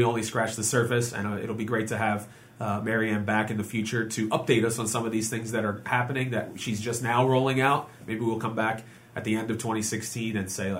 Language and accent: English; Montgomery County, PA, Pennsylvania, United States; here in my hometown, Montgomery County, PA.